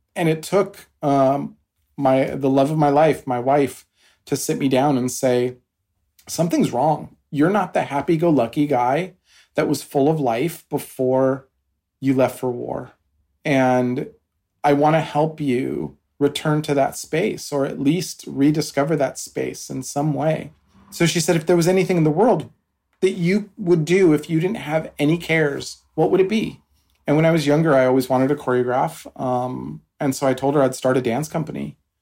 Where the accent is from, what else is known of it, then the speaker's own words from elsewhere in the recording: Washington, United States; moved away; also born or lived in Albuquerque, New Mexico / East Coast, United States; I grew up in New Mexico in Albuquerque, and I my family moved to Washington State for uh, most of my older childhood years. So I did my high school there